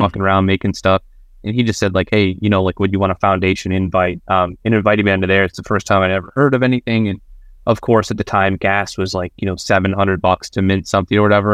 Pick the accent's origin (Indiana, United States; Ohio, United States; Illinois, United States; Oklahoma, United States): Indiana, United States; Northern; growing up in Indiana, we didn't have a, we didn't have a fucking art museum.